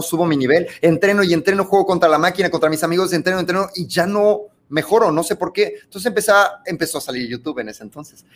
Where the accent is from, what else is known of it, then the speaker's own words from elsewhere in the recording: Mexico City, Mexico; also born or lived in Monterrey, Nuevo León; nos mudamos a la Ciudad de México.